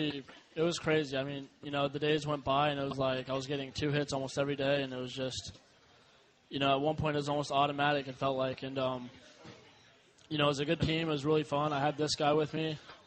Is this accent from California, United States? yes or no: no; Bradenton, Florida, United States; It's about 3 hours. I mean, it's pretty similar to this, though. You know, you have the beaches, you know, a nice little downtown area like this.